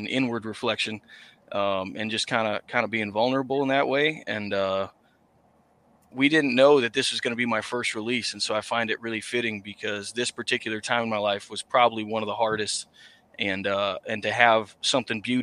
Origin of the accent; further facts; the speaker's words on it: Massachusetts, United States; I'm from Massachusetts, that I had to come out to my family as a country musician because it's not a genre that's too prevalent up here